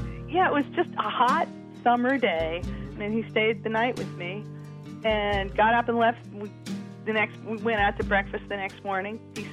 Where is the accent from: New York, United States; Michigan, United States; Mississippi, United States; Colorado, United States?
New York, United States; Long Island. You know, I graduated from college, and I sold my horse, and I moved into this really scary neighborhood